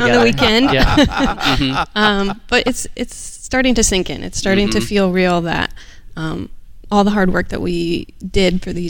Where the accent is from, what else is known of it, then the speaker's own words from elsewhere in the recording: Minnesota, United States; moved away as an adult; now in California, United States; So we grew up in Minnesota, and then we moved to California for Jake's physical therapy school.